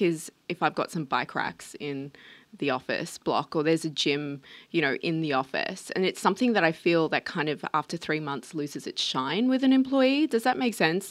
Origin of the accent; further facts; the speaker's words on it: Australia; being Australian